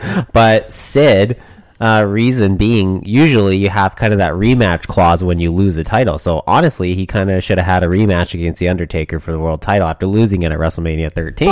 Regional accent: Canada; Me being a Canadian

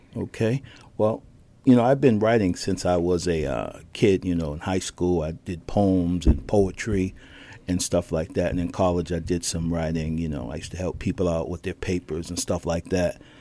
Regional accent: Boston, Massachusetts, United States; I was born in Boston

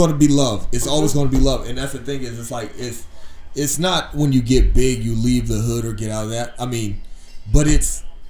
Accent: Virginia, United States; I'm from Virginia.

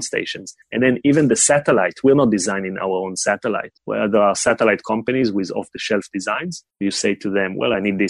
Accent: Israel; born or raised there; moved away as an adult; also born or lived in China

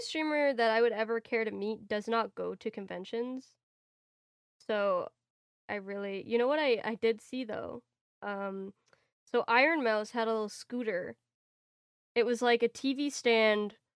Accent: Canada; as a Canadian

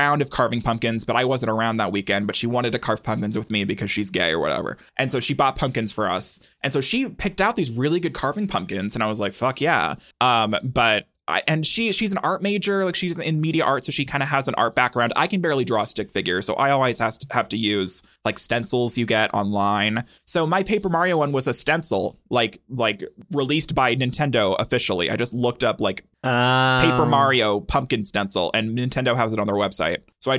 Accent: Helena, Montana, United States; Well, comparatively, like when the house that I grew up in Helena

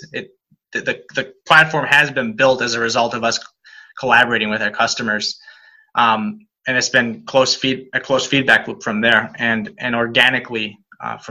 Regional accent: Spain; now in United States; I'm actually born and raised in Spain. Been in the US for most of my life now

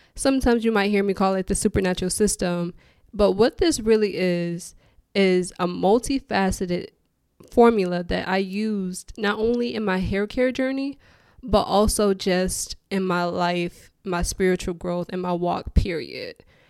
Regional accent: Detroit, Michigan, United States; moved away as an adult; also born or lived in Houston, Texas; born and raised in Detroit. That's all I've ever known

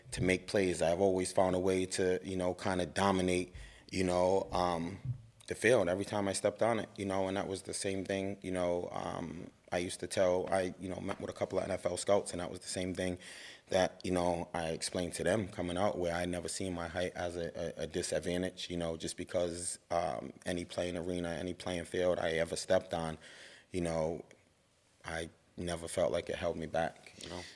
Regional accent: Providence, Rhode Island, United States; growing up in Providence, you know, I went to Nathan Bishop Middle School

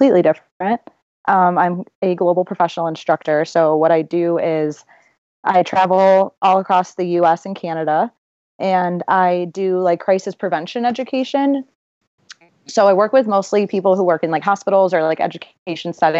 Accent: Chicago, Illinois, United States; also born or lived in Iowa; I grew up on the South Side of Chicago.

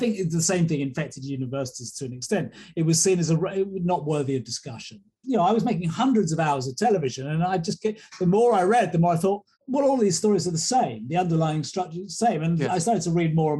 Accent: England, United Kingdom; Being an Englishman here

